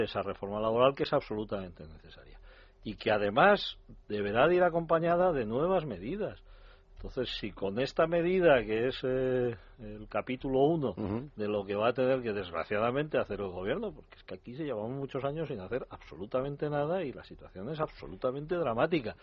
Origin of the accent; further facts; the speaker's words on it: Valencian Community, Spain; mi pueblo, en Valencia